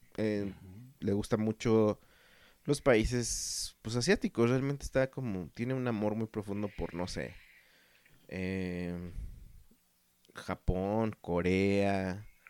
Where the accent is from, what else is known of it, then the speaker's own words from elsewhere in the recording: Mexico; also born or lived in Guadalajara, Jalisco; somos mexicanos